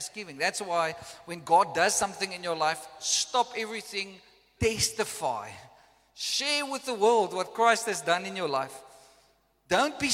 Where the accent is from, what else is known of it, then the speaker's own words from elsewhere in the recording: South Africa; first language Afrikaans; English is a second language; I came from Afrikaans background